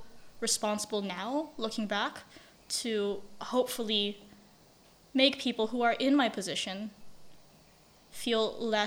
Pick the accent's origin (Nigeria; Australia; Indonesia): Indonesia; I never had anyone growing up in Indonesia.